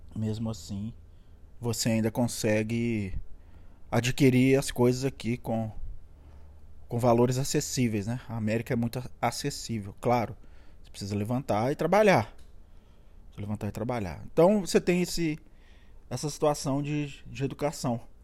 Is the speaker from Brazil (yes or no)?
yes; Minas Gerais, Brazil; moved away as an adult; now in California, United States; Pra mim que sou mineiro